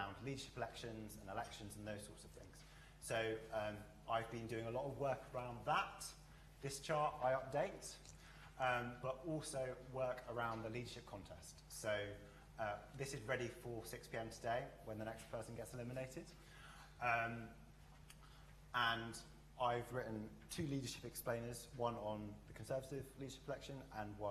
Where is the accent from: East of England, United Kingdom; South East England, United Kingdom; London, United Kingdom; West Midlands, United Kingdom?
London, United Kingdom; also born or lived in Barbados / York; I was born in Barbados, but I spent most of my childhood in South London